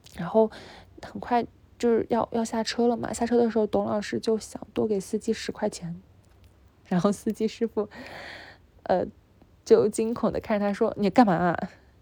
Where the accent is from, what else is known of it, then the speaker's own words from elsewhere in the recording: China; first language Chinese; 我的母语是中文，我是中国人